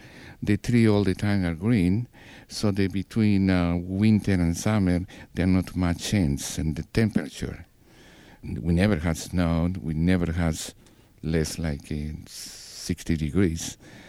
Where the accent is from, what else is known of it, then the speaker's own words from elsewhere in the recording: Peru; moved away as an adult; now in Pittsburgh, United States; I'm from Peru. I'm born in 1946.